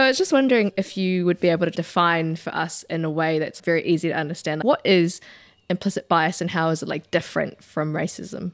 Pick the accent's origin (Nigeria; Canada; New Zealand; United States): New Zealand; very proud to be a New Zealander